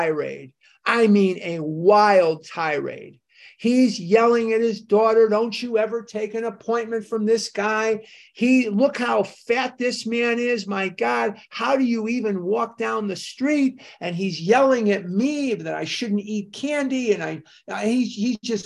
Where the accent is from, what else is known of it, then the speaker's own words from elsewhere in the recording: Chicago, Illinois, United States; moved away; I'm born and raised in Chicago, as you know, and I was still living there at this time